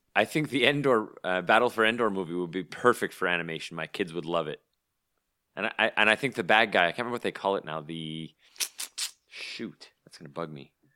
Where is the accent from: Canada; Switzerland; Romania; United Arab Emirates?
Canada; as a Canadian